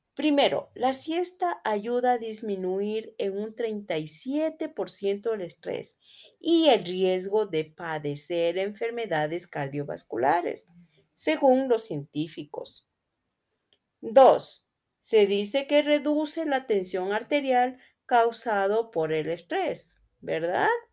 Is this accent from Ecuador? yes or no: yes; Quito, Pichincha, Ecuador; soy de Quito, Ecuador